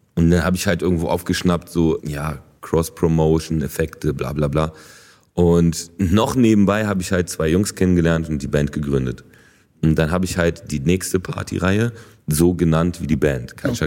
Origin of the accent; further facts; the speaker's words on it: Berlin, Germany; German is a second language; ich bin auf jeden Fall, also Berliner durch und durch. So. Also natürlich habe ich dann auch einen, einen, deutschen Pass bekommen und so. Und also die Stadt ist voll meine Heimat